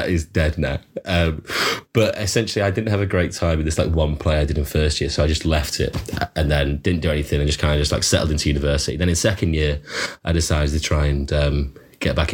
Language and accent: English; Hartlepool, North East England, United Kingdom; the nice school in Hartlepool